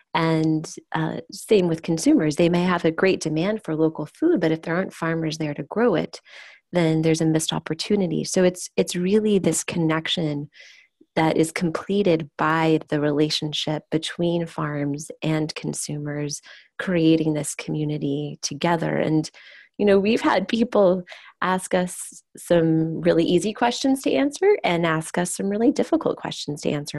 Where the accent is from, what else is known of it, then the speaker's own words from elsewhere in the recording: Oklahoma, United States; growing up in Oklahoma, which is an agricultural state